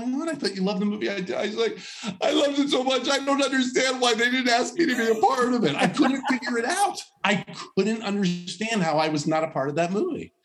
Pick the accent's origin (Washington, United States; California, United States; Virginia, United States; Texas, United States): California, United States; Los Angeles; Los Angeles, Woodland Hills, California, San Fernando Valley. I grew up there, went to El Camino Real High School in Woodland Hills